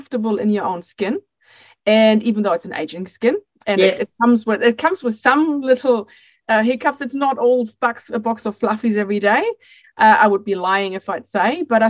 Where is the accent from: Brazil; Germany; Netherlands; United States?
Germany; accent: a little bit of a mix; English is a second language; moved away as an adult; now in New Zealand; I'm born and bred in Germany, and I moved to New Zealand when I was 25